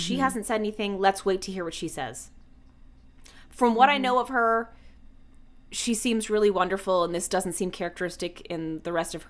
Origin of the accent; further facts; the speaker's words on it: the South, United States; And I'm from there, and I didn't know those things.